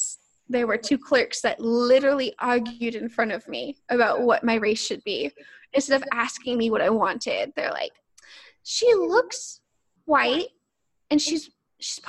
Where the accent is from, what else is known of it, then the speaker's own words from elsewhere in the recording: Arkansas, United States; growing up in the South as a mixed race person because I am from Arkansas